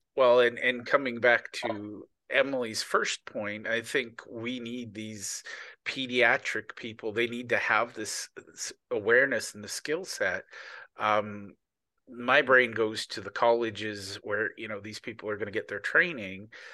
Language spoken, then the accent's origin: English; Canada; I'm Canadian, not American